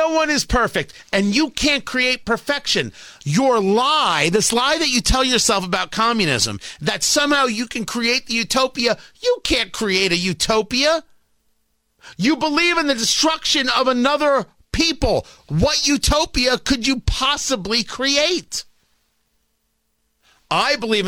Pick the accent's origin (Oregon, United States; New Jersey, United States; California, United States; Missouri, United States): New Jersey, United States; I grew up in Jersey. I grew up in Jersey